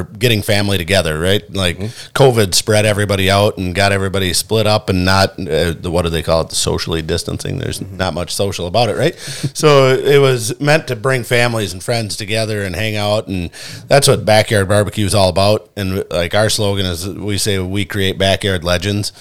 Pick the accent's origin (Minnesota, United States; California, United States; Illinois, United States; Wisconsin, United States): Minnesota, United States; Brainerd; also born or lived in Iowa; I was born in Iowa but raised in Minnesota, and I love it here. I grew up in Southeast Brainerd